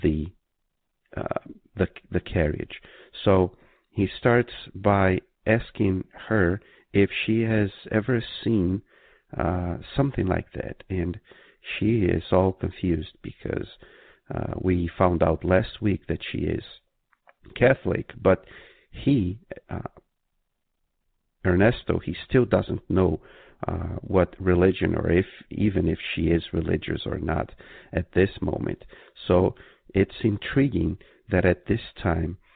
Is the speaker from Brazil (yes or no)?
yes; Brazil; moved away; when I was growing up in Brazil